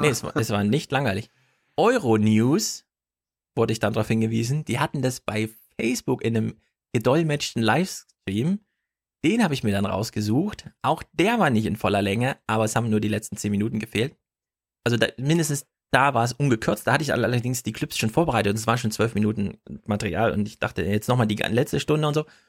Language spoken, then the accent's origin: German; East Germany, Germany; als Ossi-Kind, da hat man halt Russisch in der Schule